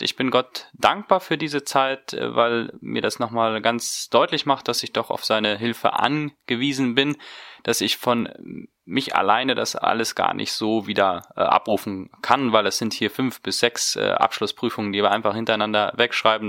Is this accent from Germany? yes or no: no; Neuland, Boquerón, Paraguay; moved away as an adult; gehe dann wieder zurück in meine Heimat nach Paraguay. Ich komme aus der Mennonitenkolonie Neuland